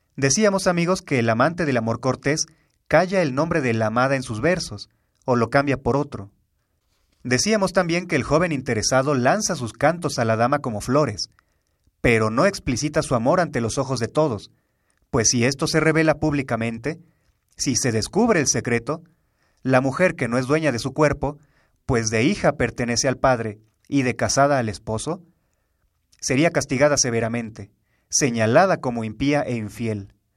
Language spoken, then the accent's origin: Spanish; Mexico; los mexicanos